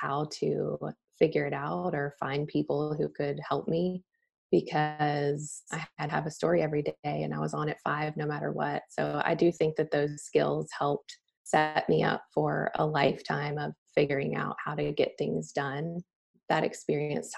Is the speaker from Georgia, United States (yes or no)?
yes; Atlanta, Georgia, United States; also born or lived in Alabama; now in Charlotte, United States; We're both from Atlanta